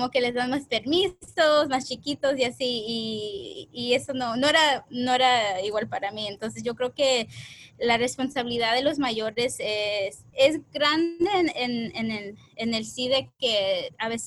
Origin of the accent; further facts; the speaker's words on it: California, United States; also born or lived in Mexico / San Diego; la mayoría del tiempo de mi vida crecí más eh, acá en el norte de California, pero de niña fui en México y en San Diego.